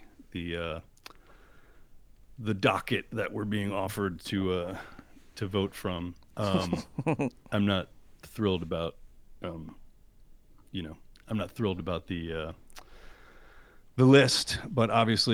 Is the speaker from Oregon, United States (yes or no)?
no; New Jersey, United States; moved away as an adult; also born or lived in Indiana / Washington, D.C. / Boston / Rhode Island; I grew up in Jersey, right outside of New York